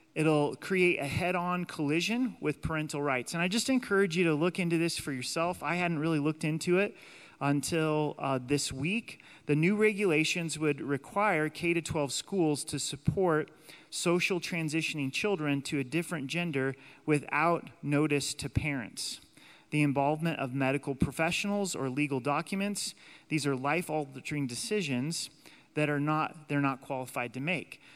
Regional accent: United States; God has allowed us to be citizens in the United States

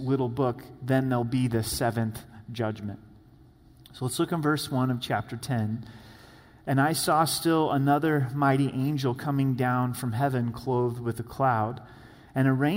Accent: the Northwest, Pacific Northwest, United States; I grew up in the Northwest.

